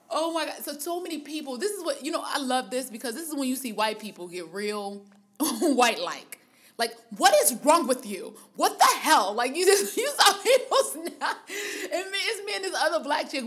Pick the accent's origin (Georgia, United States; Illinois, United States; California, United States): Illinois, United States; Harvey; I'm from Harvey, which anybody that knows about anything in the Chicagoland area, or the surrounding neighborhoods know that Harvey is a suburb.